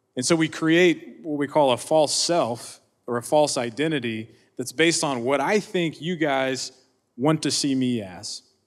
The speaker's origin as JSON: {"language": "English", "region": "Oklahoma", "country": "United States", "tie": "born or raised there", "said": "I grew up in Oklahoma."}